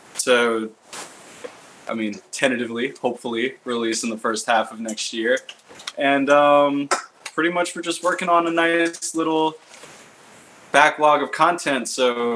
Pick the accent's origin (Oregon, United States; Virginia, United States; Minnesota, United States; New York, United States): New York, United States; Long Island; We're all based out of Lindenhurst, but we're all from pretty much around the city in Long Island